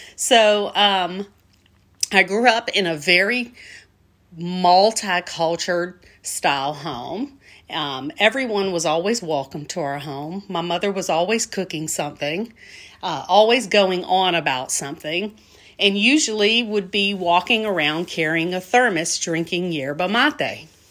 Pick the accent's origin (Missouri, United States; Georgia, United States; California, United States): Georgia, United States; Albany; moved away; I am a Southwest Georgia native. I come from a town called Albany, also pronounced Albany. Albany, Georgia